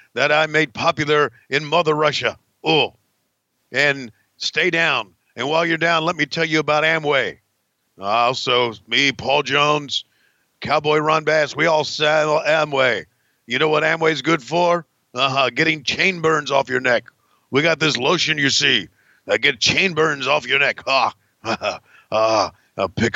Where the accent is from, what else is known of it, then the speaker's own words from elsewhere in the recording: Canada; I'm really a Canadian